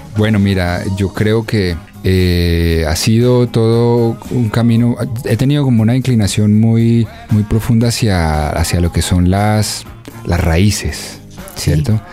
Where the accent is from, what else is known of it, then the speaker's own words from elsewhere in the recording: Dosquebradas, Risaralda, Colombia; also born or lived in Bogotá; crecí en Dos Quebradas en Pereira